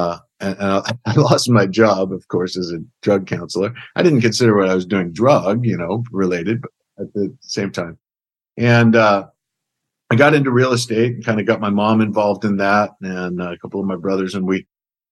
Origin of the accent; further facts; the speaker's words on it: middle Oklahoma, United States; Grew up in kind of a rural farming community in middle Oklahoma